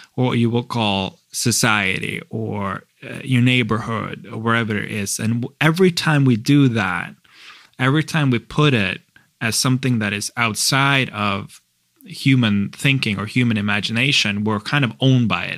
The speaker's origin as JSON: {"language": "English", "country": "Norway", "said": "I'm from Norway"}